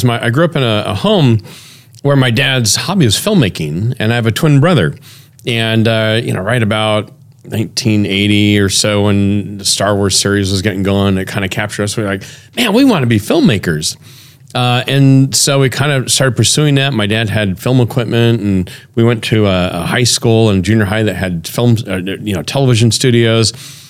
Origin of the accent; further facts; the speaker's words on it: Portland, Oregon, United States; I grew up in Portland, Oregon. The church I grew up in was the same church that Jim Elliott went to and was raised in. And so I grew up, you know, in that environment, a Plymouth Brethren church